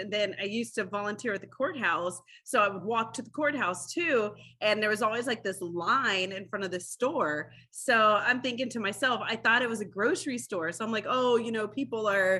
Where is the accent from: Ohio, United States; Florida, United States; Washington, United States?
Ohio, United States; Growing up, like there was always the Air Force base. My parents were Air Force. So that's why we got brought here.